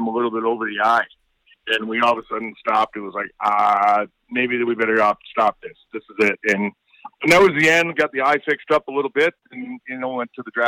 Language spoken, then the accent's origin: English; Stirling, Ontario, Canada; my hometown in Sterling